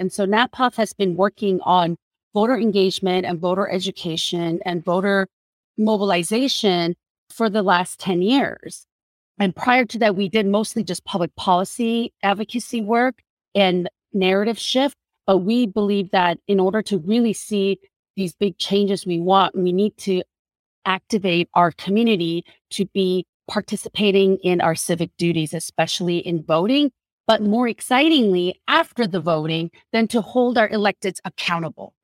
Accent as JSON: {"language": "English", "country": "South Korea", "moved": "yes", "lives_now": "United States", "said": "When I first came to this country, I cannot count the number of times people have approached me because I was a Korean woman"}